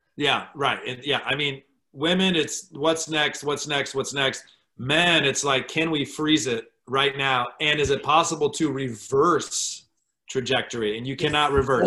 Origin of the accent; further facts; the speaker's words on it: Michigan, United States; moved away; as an American, as as a privileged white kid growing up in Michigan